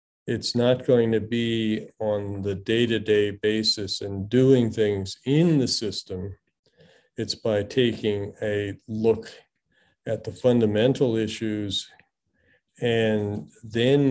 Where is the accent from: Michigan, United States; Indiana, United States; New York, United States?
Michigan, United States; Midland; also born or lived in Singapore; now in Galveston, United States; I grew up in Midland, Michigan, which is the home of Dow Chemical Company